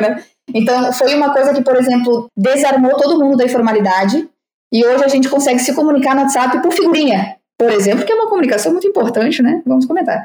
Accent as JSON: {"language": "Portuguese", "country": "Brazil", "moved": "yes", "said": "eu digo que sou brasileira"}